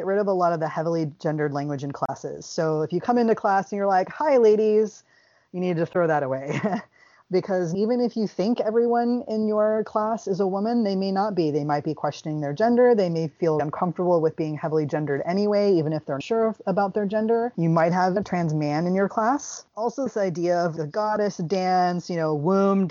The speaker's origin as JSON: {"language": "English", "region": "the South", "country": "United States", "tie": "born or raised there", "said": "I grew up in the South, so y'all works fine"}